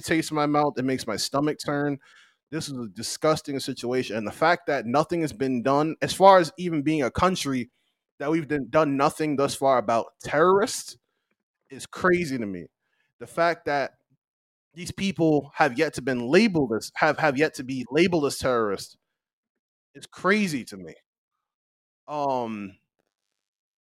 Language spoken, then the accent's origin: English; United States; moved away; where I'm from that represent me as an American